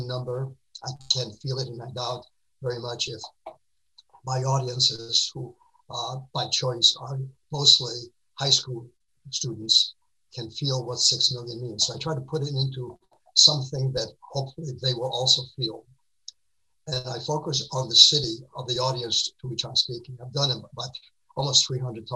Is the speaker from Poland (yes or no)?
yes; Warsaw, Masovian Voivodeship, Poland; moved away; I was born in Warsaw in August 1938.